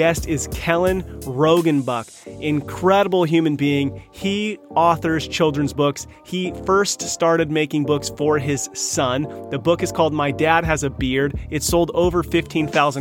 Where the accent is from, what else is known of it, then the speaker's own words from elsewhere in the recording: California, United States; we're from California